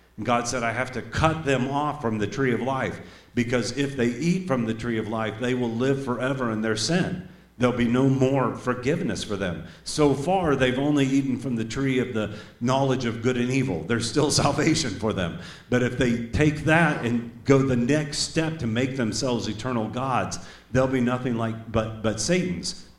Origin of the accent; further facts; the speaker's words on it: Tulsa, Oklahoma, United States; accent: southern; moved away; also born or lived in Iowa; I was born in Tulsa, Oklahoma. And when I moved to Iowa for the first time, people said I sounded like a hick. They said, You got such a southern accent